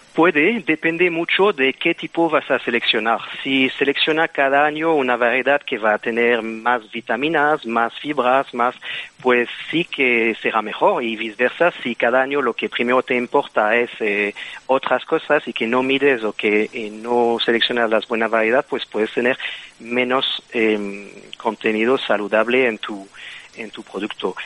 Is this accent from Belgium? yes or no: yes; Belgium; Spanish is a second language; moved away; como puedes entender con el acento, pues eh, soy de Bélgica